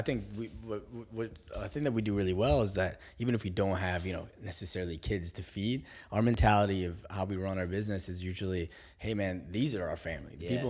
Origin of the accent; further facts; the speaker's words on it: Algeria; I'm from Algeria, so is my our CTO Mizi is from Algeria, first generation.